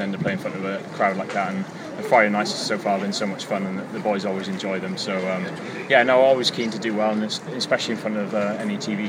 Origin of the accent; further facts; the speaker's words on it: Swansea, Wales, United Kingdom; now in Cardiff, United Kingdom; Seeing as my hometown, Swansea, it's always nice to come home for a week or so